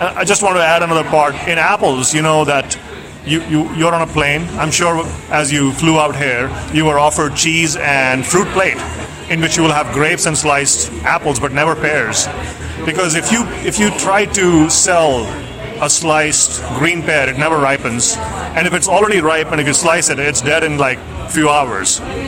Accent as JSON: {"language": "English", "country": "India", "moved": "yes", "lives_now": "Pullman, United States", "said": "I'm from India, and a lot of the pulses that we eat back in India are grown here."}